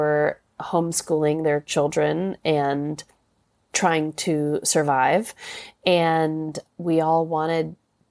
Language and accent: English; New York City, New York, United States; I'm a New York City girl, and it's a funny feeling to be, you know, I mean, I live in my hometown